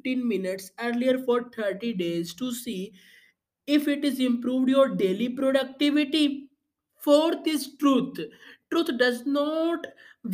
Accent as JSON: {"language": "English", "country": "India", "said": "I am from India."}